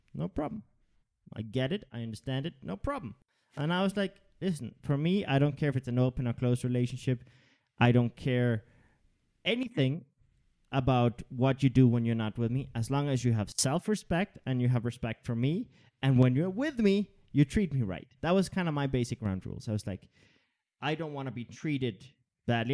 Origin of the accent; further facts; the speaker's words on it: Denmark; I grew up in Denmark